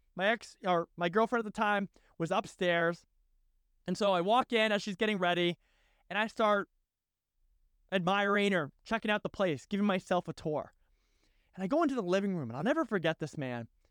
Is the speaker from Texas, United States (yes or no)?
no; Massachusetts, United States; I was from Massachusetts